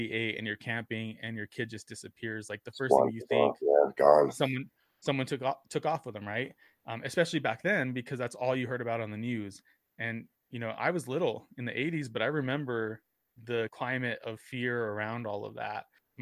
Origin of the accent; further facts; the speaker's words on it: Socorro, New Mexico, United States; I grew up in Socorro, which is about 70 miles south of Albuquerque.